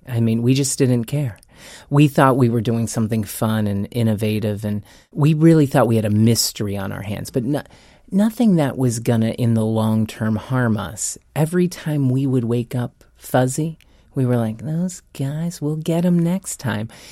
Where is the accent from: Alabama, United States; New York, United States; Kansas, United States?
Kansas, United States; Lawrence; moved away as an adult; also born or lived in Los Angeles; I'm born and bred in Lawrence, Kansas. I was a country boy turned city mouse. Uh, when I turned 18, I went to LA with big dreams and no money